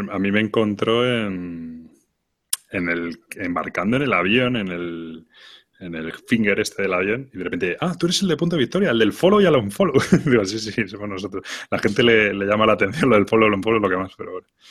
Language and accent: Spanish; Spain; nosotros como buenos españoles